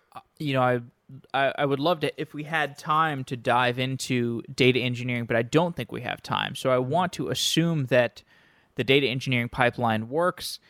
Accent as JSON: {"language": "English", "town": "Austin", "region": "Texas", "country": "United States", "moved": "yes", "said": "I'm from Austin."}